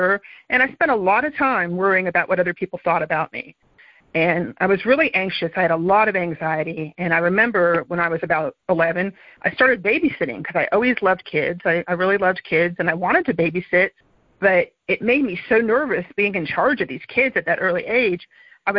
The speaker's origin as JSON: {"language": "English", "town": "Miami", "region": "Florida", "country": "United States", "tie": "born or raised there", "said": "I grew up in Miami in the 70s"}